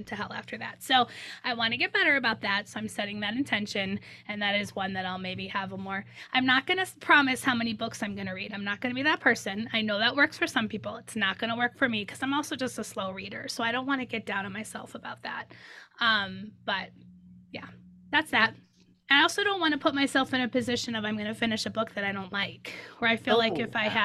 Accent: Midwest, United States; moved away; My husband and I are big into Euchre, the card game Euchre, because we're from the Midwest.

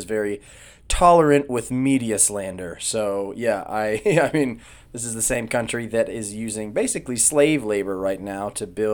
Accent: Indianapolis, Indiana, United States; my hometown of Indianapolis

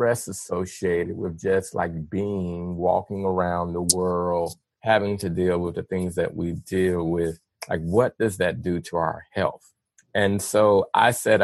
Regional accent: Little Rock, Arkansas, United States; moved away; I grew up in Little Rock

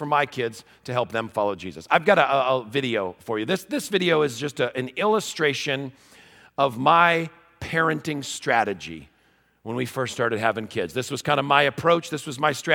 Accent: Wheaton, Illinois, United States; I'm from Wheaton, Illinois

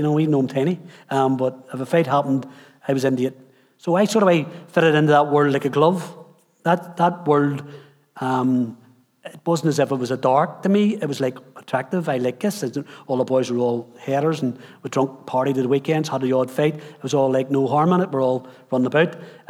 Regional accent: Dundalk, Leinster, Ireland; also born or lived in Highfield; So I grew up in Highfield. My mum wanted to take us away from the trouble because it was getting so bad, and so she moved us back to God's country in Dundalk. And so we lived in Dundalk then from about 10...

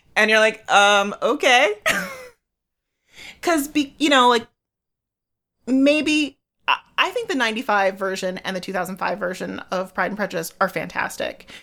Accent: United States; I am your American host

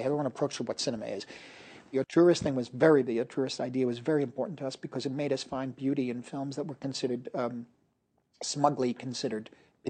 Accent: United States; As an American

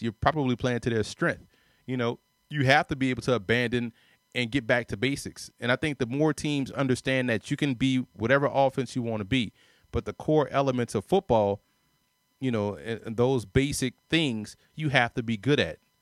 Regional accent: New Orleans, Louisiana, United States; I say park ball 'cause I'm from New Orleans

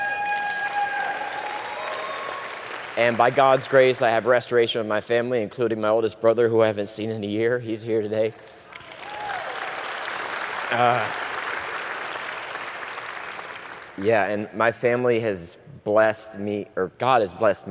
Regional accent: Sarasota, Florida, United States; also born or lived in Ireland; I'm originally from Sarasota. I'm 38 years old, and I was originally born in Ireland. I lived there till I was about 7 years old when my parents split, and my mother moved my brothers and I to the U.S.

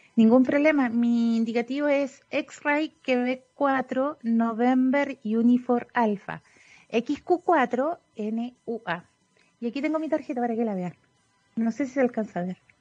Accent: Sewell, O'Higgins, Chile; nací en Suel, comuna de Machalí

